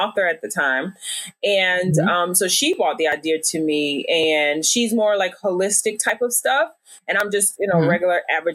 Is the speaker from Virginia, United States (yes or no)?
yes; Virginia, United States; moved away as an adult; now in Dallas, United States; I'm a little bit country too, because I, you know, I'm from Virginia.